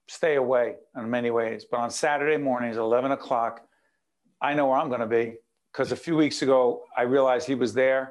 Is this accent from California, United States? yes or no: no; Newark, New Jersey, United States; now in Montclair, United States; Growing up in Newark